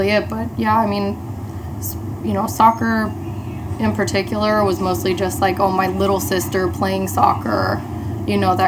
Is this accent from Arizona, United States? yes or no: yes; Queen Creek, Arizona, United States; moved away as an adult; also born or lived in Chico; now in Los Angeles, United States; I grew up in Arizona